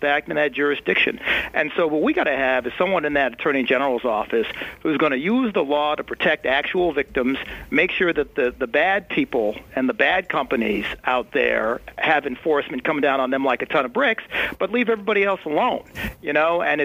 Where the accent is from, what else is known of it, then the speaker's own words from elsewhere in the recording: Buffalo, New York, United States; I grew up in Buffalo, New York, in a working-class neighborhood called the East Side of Buffalo.